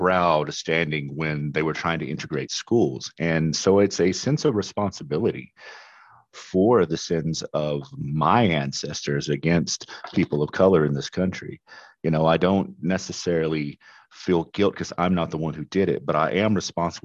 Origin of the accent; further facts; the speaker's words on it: Western Kentucky, United States; also born or lived in Tennessee / Louisiana; now in Milwaukee, United States; I am originally from Kentucky, but I've also lived in Tennessee and Louisiana.